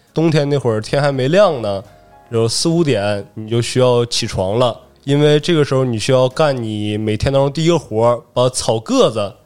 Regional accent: Manzhouli, Inner Mongolia, China; 家是呼伦贝尔满洲里的，然后我本身是俄罗斯族，一个少数民族

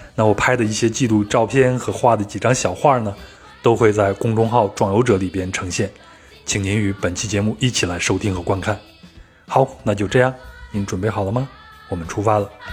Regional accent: Henan, China; moved away; 我的老家在河南

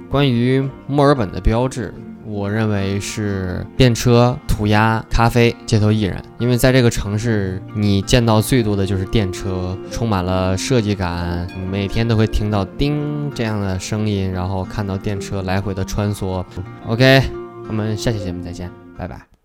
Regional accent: China; moved away as an adult; also born or lived in New Zealand; now in Melbourne, Australia; 我是中国朝鲜族

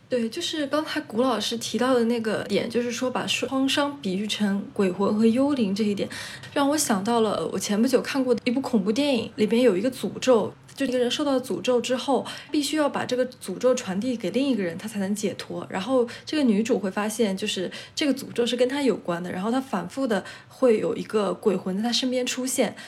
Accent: China; 我们中国人也有这样的思想

